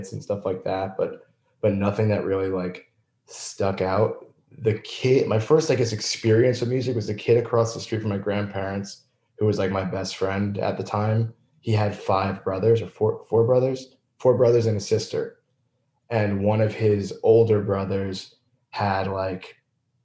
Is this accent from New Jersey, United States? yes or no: yes; East Brunswick, New Jersey, United States; also born or lived in Clark, New Jersey; I'm from East Brunswick